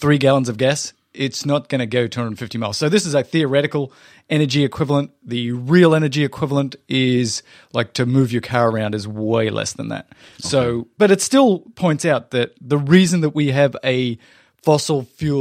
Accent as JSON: {"language": "English", "town": "Melbourne", "region": "Victoria", "country": "Australia", "said": "I'm from Melbourne"}